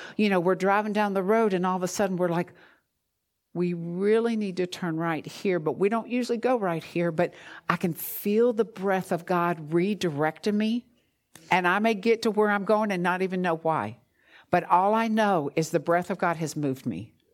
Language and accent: English; New Jersey, United States; moved away; I'm from New Jersey